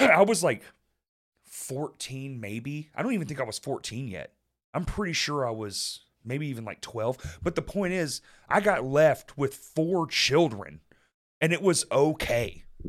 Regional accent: Dallas, Texas, United States; moved away; I grew up in Dallas

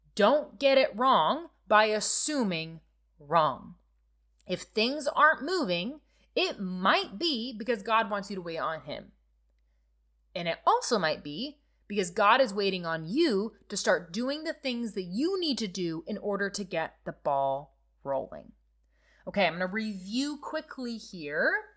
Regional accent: Nebraska, United States; I'm from Nebraska, okay? There's lots of farming happening around me

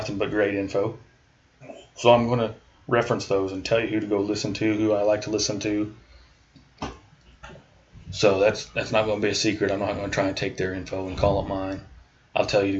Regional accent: Iowa, United States; moved away as an adult; also born or lived in Charleston / Alaska; now in Kansas, United States; I was born and raised in Iowa

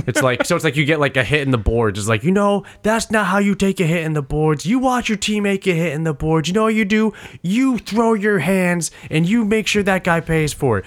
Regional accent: United States; as an American who fell in love with hockey in middle school

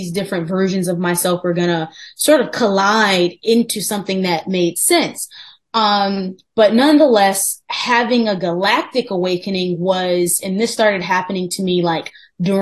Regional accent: Farmington Hills, Michigan, United States; moved away as an adult; also born or lived in New York City; I'm originally from Farmington Hills, Michigan, which is like 20 minutes outside of Detroit

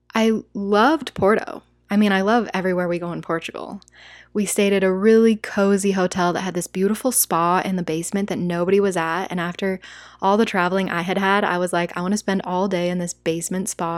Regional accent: United States; first language English; As an American

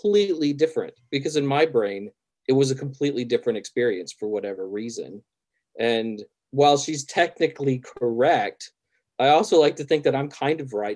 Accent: the South, United States; I grew up in the South

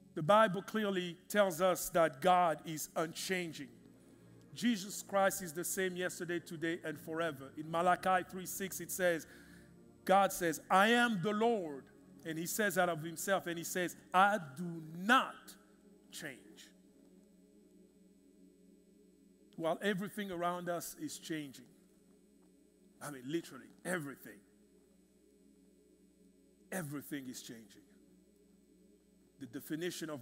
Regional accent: Kinshasa, DR Congo; moved away; in the Congo, in the city I grew up in Kinshasa, unfortunately my country

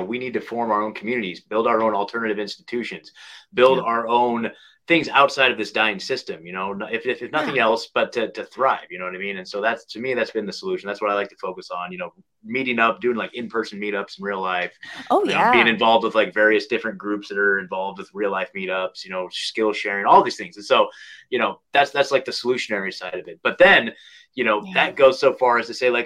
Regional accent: Oregon, United States; moved away as an adult; now in Tennessee, United States; I was born and raised in Oregon my whole life

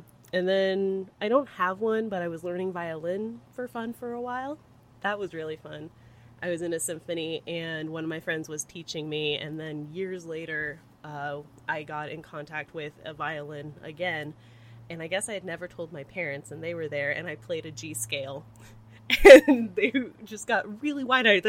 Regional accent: San Jose, California, United States; also born or lived in San Diego, California; I was born and raised in San Jose, California, which is Silicon Valley

